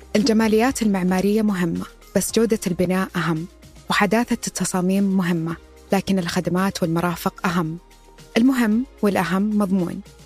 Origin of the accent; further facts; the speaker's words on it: Riyadh, Riyadh Province, Saudi Arabia; also born or lived in United States; انا مولود في الرياض